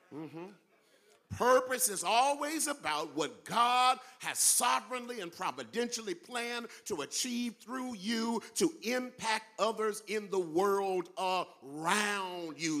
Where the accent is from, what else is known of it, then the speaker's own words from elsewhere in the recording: California, United States; I'm from California and I don't live in Mississippi